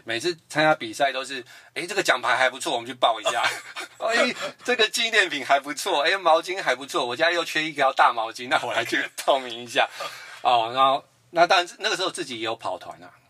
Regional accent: New Taipei, Taiwan; 我是来自于新北市新庄区

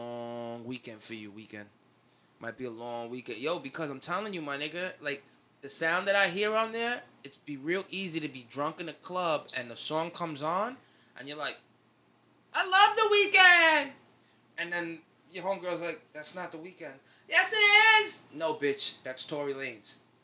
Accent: Brooklyn, New York, United States; I'm from Brooklyn.

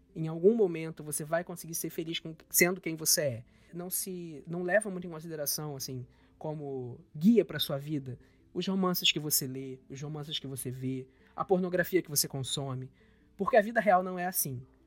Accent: Brazil; eu nunca saí do Brasil

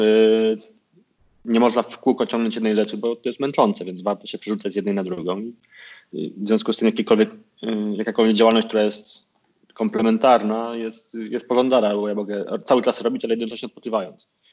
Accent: Konin, Greater Poland, Poland; wychowałem się na piątym osiedlu, bo potem się przeniosłem na Chorzeń

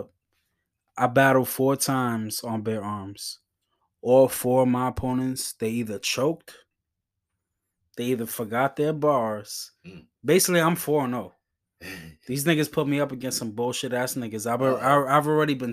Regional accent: New York, United States; I'm from the Bronx

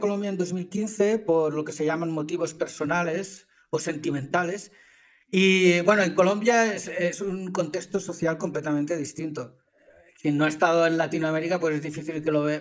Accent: Zaragoza, lived 37 years in Catalonia, Spain; moved away; also born or lived in Helsinki, Finland; nacido en Zaragoza, España, en el año 69. Viví 37 años en Cataluña, o sea que soy casi más catalán que aragonés.

